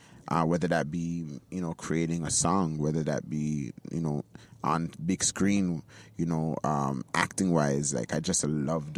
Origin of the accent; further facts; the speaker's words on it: Toronto, Ontario, Canada; young boy growing up in Jane and Finch with two Nigerian parents who raised me very well.